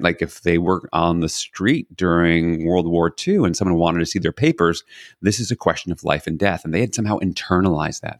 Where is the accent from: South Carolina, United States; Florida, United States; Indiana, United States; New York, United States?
New York, United States; New York City; So I was born in New York City, not unique. Had a single mom, also not unique. Was raised by my mom and my grandmother